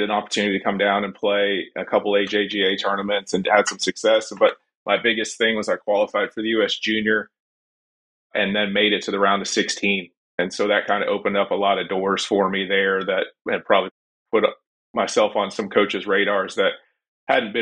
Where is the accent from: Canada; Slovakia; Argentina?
Canada; Bracebridge, Ontario; now in Tennessee, United States; I grew up at South Muskoka Curling and Golf Club in Bracebridge, Ontario, about 100 miles north of Toronto.